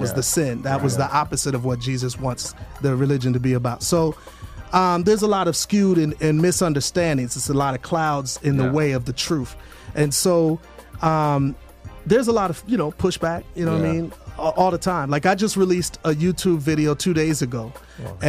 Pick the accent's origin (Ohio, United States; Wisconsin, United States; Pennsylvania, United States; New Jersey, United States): Wisconsin, United States; Milwaukee; moved away as an adult; now in Atlanta, United States; the high schools throughout my hometown of Milwaukee